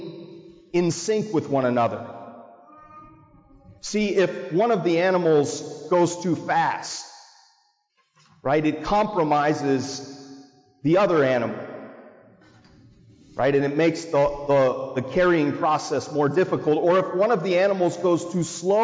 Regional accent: Marblehead, Massachusetts, United States; I grew up in Little Marblehead

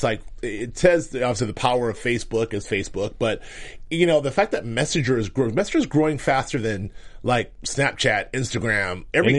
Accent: Dallas, Texas, United States; I'm from Dallas, baby.

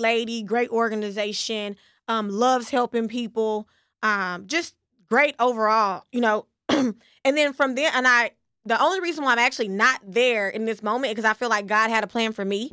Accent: West Texas, United States; I'm from West Texas

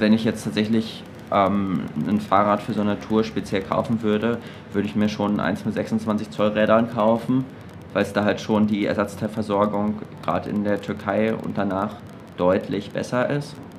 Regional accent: Germany; als Deutscher

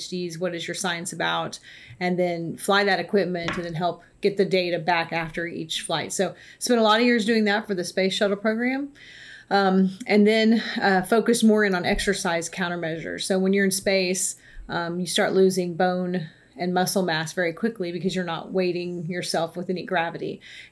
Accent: McAllen, Texas, United States; moved away as an adult; I was born and raised in South Texas, so my parents are still down there in McAllen, Texas

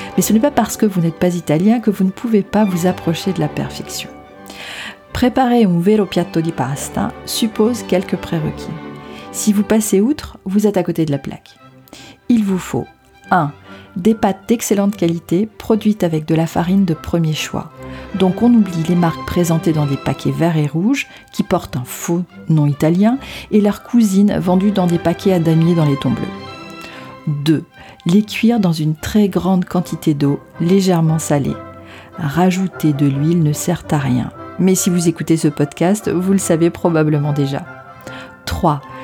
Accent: France; also born or lived in Rome, Italy; je suis française malgré la consonance italienne de mon nom de famille. J'ai passé une partie de mon enfance à Rome

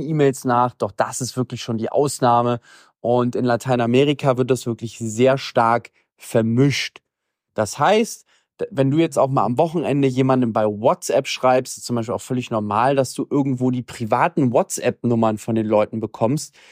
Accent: Germany; moved away; also born or lived in Latin America; für uns als Deutsche

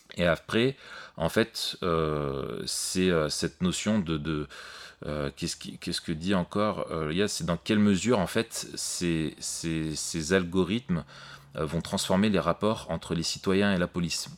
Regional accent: France; chez nous en France

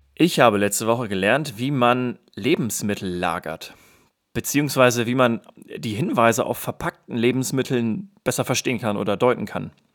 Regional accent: Germany; als Deutscher

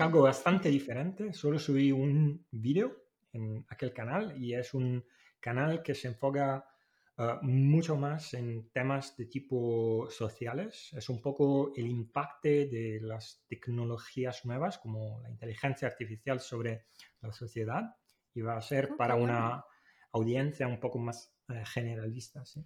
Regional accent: Italy; now in Málaga, Spain; Yo soy italiano

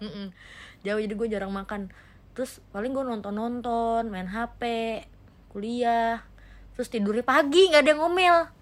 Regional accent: Jakarta, Indonesia; gue itu dari gue TK sampai gue kuliah sampai sekarang gue nggak pernah keluar dari Jakarta

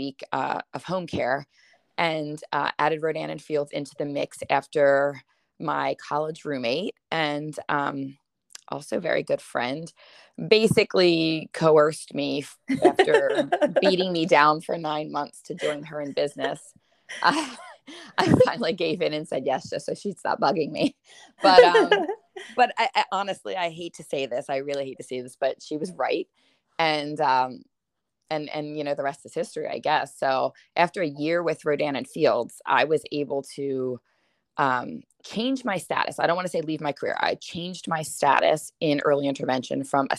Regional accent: Limerick, Pennsylvania, United States; I am from Limerick, Pennsylvania

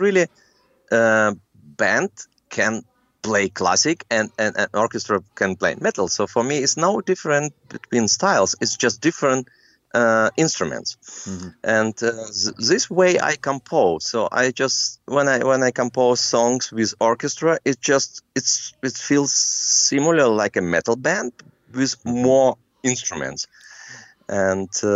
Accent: Minsk, Belarus; English is a second language; moved away; also born or lived in Germany; in my hometown in Belarus, in Minsk

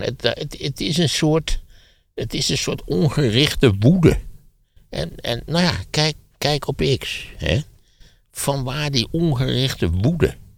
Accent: Wageningen, Gelderland, Netherlands; Ik ben opgegroeid in Wageningen, wat in feite ook de provincie is

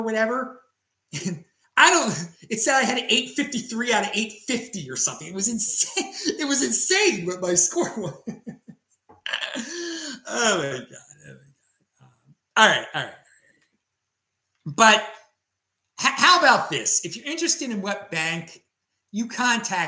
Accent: Baltimore, Maryland, United States; Growing up on the East Coast in Baltimore, Maryland, in my culture

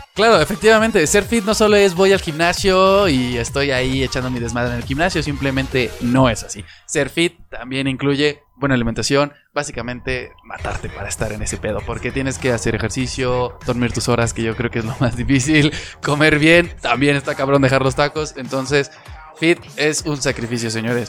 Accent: Mexico; somos un país garnachero hecho y derecho

